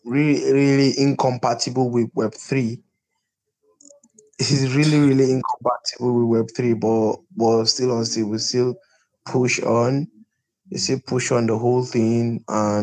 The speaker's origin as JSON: {"language": "English", "region": "Kaduna State", "country": "Nigeria", "also_born_or_lived": "Zaria", "said": "I'm from the north. I'm from Kaduna State"}